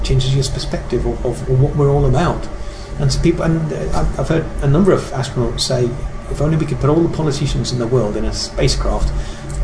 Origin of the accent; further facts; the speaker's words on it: England, United Kingdom; I'm English